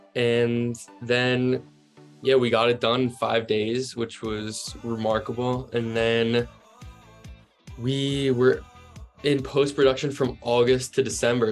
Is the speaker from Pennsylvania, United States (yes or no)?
no; New Jersey, United States; also born or lived in Virginia; I grew up in South Jersey